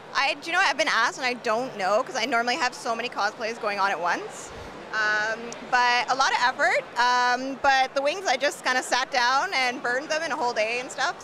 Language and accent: English; Toronto, Ontario, Canada; I'm from Toronto, just uh, from Canada.